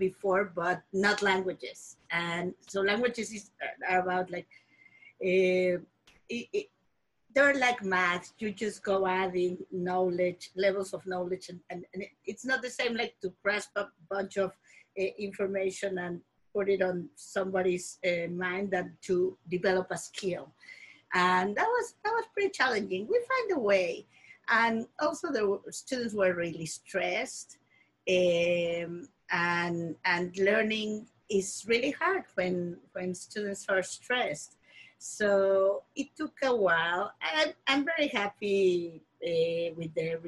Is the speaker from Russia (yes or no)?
no; Mexico City, Mexico; moved away as an adult; now in Alaska, United States; I was born and raised in Mexico City